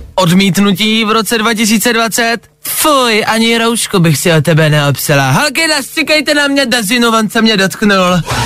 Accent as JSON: {"language": "Czech", "town": "Česká Lípa", "region": "Liberec Region", "country": "Czechia", "said": "U nás v Lipánu"}